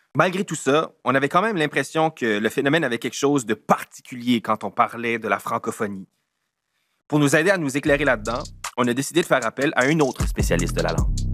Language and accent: French; southeastern New Brunswick, Canada; accent: Chiac; On est des Acadiens du sud-est du Nouveau-Brunswick